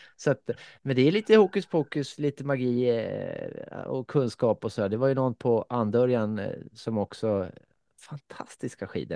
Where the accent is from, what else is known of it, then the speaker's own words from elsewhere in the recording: Finland; jag är ju från Finland